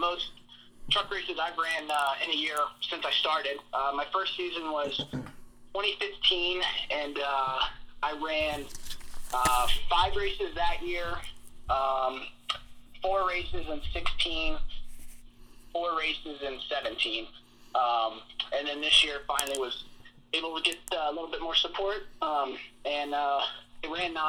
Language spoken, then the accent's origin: English; Sherrills Ford, North Carolina, United States; I grew up in Sherrillsford, North Carolina, which is about, I'd say, an hour northwest of Charlotte